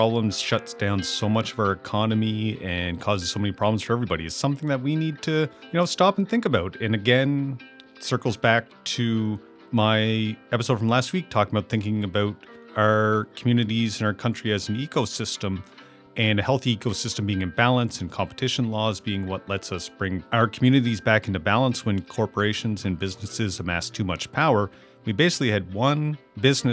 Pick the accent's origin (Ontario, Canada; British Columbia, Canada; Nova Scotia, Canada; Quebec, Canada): Nova Scotia, Canada; Amherst; moved away as an adult; I'm looking at my hometown of Amherst, Nova Scotia, and I'm looking at my experiences growing up here